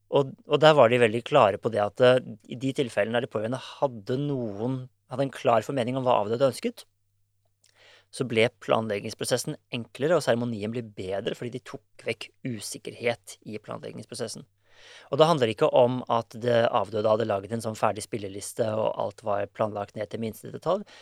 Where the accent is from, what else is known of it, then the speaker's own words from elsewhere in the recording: Norway; vi er nordmenn